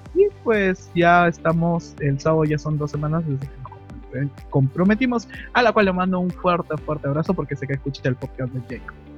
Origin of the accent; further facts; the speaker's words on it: Lima, Peru; soy de Perú exactamente, de la ciudad de Lima